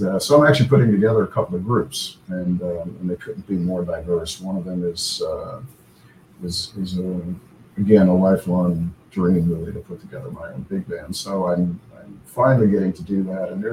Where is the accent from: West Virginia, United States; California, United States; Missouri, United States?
Missouri, United States; St. Louis; moved away as an adult; also born or lived in Los Angeles; I went through a huge move a year and a half ago from LA back to my hometown of St. Louis, Missouri